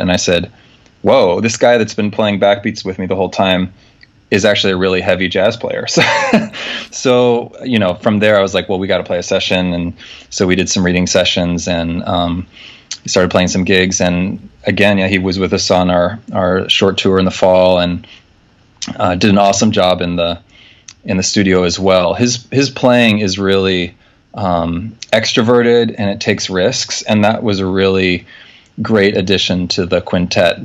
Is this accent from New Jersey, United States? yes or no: no; Nebraska, United States; moved away as an adult; also born or lived in Wisconsin / Europe; now in New York, United States; I'm from Nebraska originally.